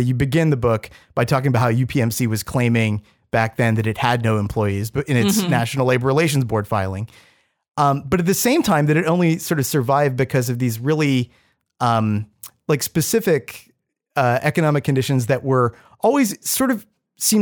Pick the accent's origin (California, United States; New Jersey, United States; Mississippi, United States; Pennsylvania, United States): Pennsylvania, United States; Pittsburgh; moved away as an adult; I grew up in Pittsburgh outside of the city.